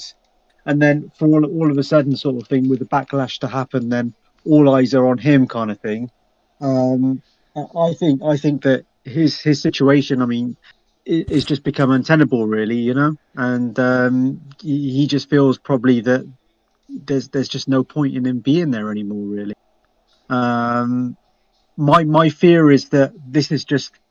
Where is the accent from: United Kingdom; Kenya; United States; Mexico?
United Kingdom; Cheltenham, South West England; I'm from Cheltenham, a place called Cheltenham in Gloucestershire, England